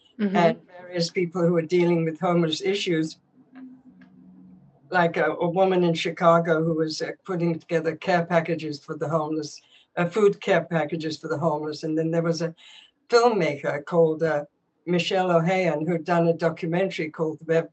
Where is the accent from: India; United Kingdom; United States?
United Kingdom; England; I grew up in England, and Wycombe Abbey